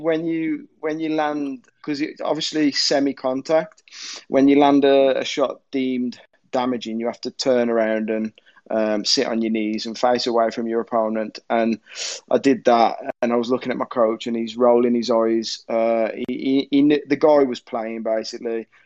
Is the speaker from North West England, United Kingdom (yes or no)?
no; Birmingham, West Midlands, United Kingdom; being Birmingham as well, uh, you know, where we're all from